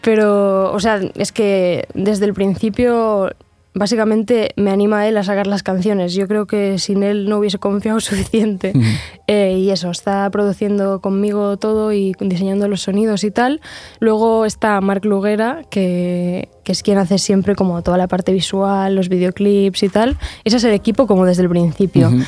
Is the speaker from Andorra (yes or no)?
yes; Sant Julià de Lòria, Andorra; moved away as an adult; now in Barcelona, Spain; Yo, soy de, de San Julián de Loria, o sea, sí que soy de Andorra